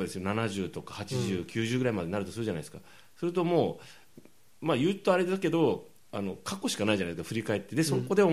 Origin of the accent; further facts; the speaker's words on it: Kumamoto, Japan; 熊本です